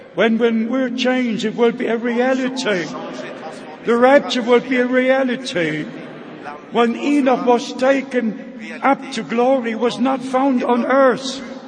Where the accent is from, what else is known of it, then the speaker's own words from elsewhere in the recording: Germany; first language German; English is a second language; in my mother tongue, in the German language.